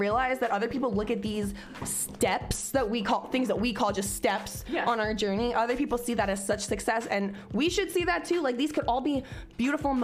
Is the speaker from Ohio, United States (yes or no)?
yes; Cincinnati, Ohio, United States; moved away; I was from Cincinnati.